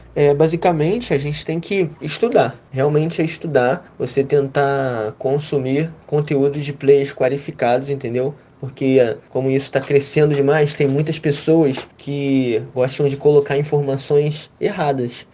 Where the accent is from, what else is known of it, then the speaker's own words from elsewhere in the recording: Rio de Janeiro, Brazil; eu tenho 20 anos, sou do Rio de Janeiro.